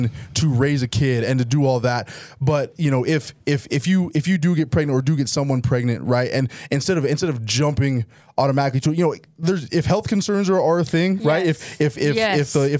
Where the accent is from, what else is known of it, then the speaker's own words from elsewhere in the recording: Logan, Utah, United States; also born or lived in Houston, Texas; I'm originally from Houston, Texas. But I've lived in Logan, Utah since I was about 8 years old.